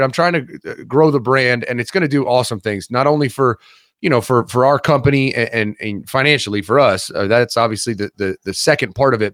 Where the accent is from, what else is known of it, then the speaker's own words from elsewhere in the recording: Columbus, Ohio, United States; I'm from Columbus. I come back to Columbus